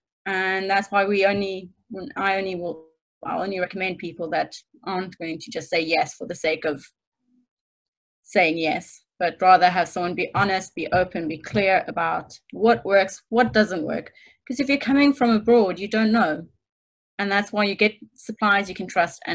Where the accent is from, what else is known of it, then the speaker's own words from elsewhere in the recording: Stellenbosch, Western Cape, South Africa; moved away as an adult; now in United Kingdom; Stellenbosch, which is my hometown